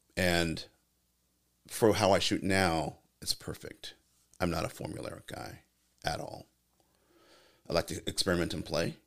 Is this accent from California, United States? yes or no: yes; California, United States; I'm from California